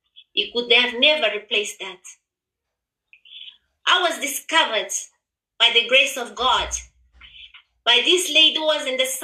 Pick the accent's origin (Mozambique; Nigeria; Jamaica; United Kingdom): Mozambique; moved away; also born or lived in Zimbabwe; I am originally from Mozambique, but live in Zimbabwe for many years.